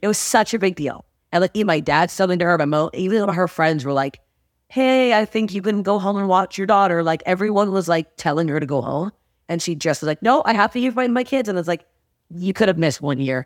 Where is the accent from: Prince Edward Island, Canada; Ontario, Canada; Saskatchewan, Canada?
Ontario, Canada; Toronto; moved away as an adult; now in Los Angeles, United States; Toronto, my hometown